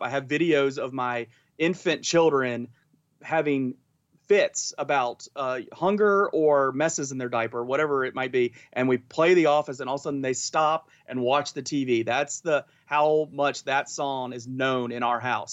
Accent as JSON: {"language": "English", "area": "Augusta County", "region": "Virginia", "country": "United States", "tie": "born or raised there", "said": "I grew up in Augusta County. Uh, I'm a pure Augusta County guy."}